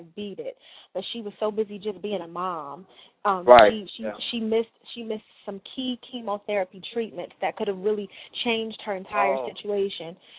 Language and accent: English; Washington, District of Columbia, United States; Washington, D.C., my hometown.